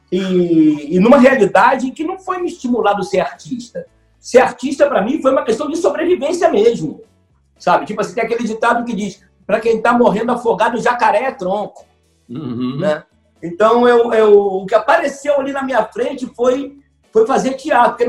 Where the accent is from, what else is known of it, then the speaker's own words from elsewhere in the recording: Rio de Janeiro, Brazil; Eu nasci na Abolição. Na Abolição é subúrbio do Rio de Janeiro, chamado subúrbio da Central.